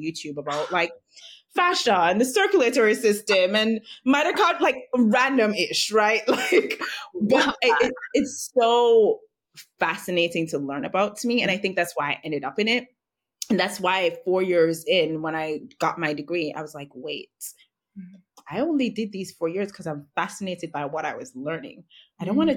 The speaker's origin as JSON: {"language": "English", "country": "Jamaica", "tie": "born or raised there", "said": "I'm Jamaican, born and raised in Jamaica. I currently live here now."}